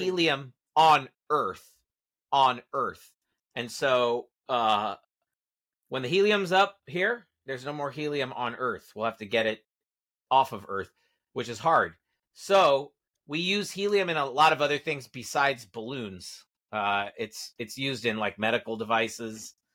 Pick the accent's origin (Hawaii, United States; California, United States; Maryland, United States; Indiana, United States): California, United States; Santa Monica; my hometown of Santa Monica